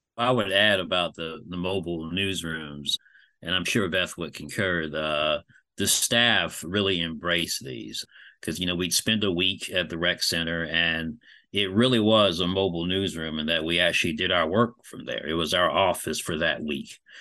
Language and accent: English; Fayetteville, North Carolina, United States; I am a Fayetteville native.